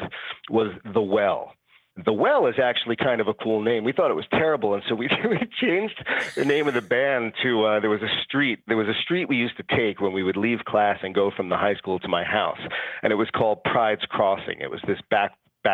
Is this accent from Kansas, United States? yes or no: no; New York City, New York, United States; I'm a New Yorker, born and bred.